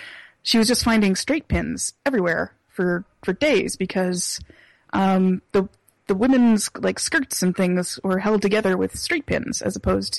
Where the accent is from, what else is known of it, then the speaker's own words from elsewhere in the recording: the South, United States; Yeah, we're from the South.